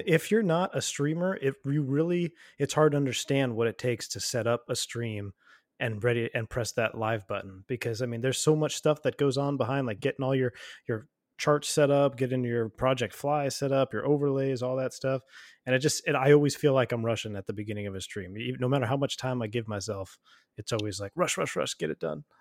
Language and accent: English; United States; I'm an American citizen